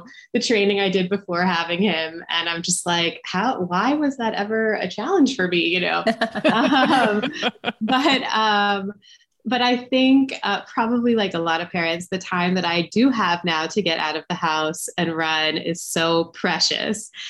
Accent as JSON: {"language": "English", "town": "Atlanta", "region": "Georgia", "country": "United States", "said": "I'm from Atlanta, where Jeff Galloway really is a local legend"}